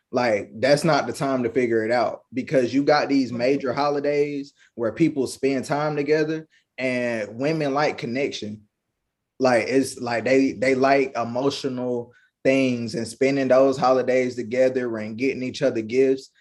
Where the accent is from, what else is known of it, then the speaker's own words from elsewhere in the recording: Kinston, North Carolina, United States; I'm from the 2-5, Kinston, North Carolina